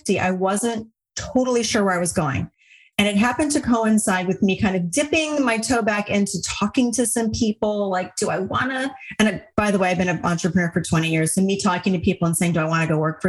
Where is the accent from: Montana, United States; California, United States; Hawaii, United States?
Hawaii, United States; I grew up in Hawaii